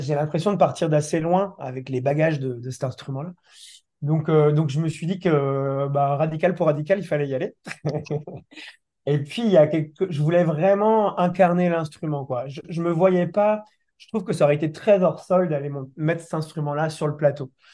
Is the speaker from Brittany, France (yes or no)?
yes; Brittany, France; je suis breton, basé en Centre-Bretagne